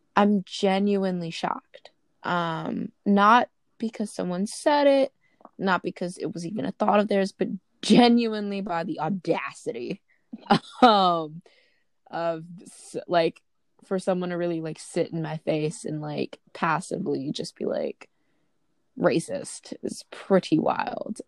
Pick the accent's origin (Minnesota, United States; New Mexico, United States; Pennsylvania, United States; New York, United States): New York, United States; Brooklyn; I'm from Brooklyn